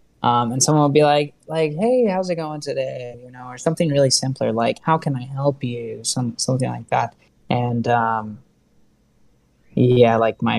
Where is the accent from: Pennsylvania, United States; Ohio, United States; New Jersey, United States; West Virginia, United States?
Ohio, United States; moved away; yeah, Ohio. So I am proud of being from Ohio